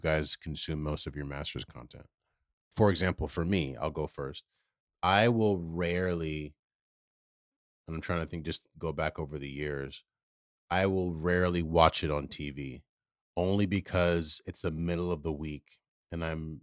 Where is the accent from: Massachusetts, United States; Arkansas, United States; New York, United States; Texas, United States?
New York, United States; living in New York